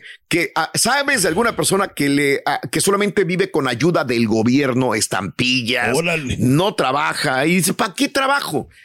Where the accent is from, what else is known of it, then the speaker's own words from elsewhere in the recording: Mexico; now in United States; somos mexicanos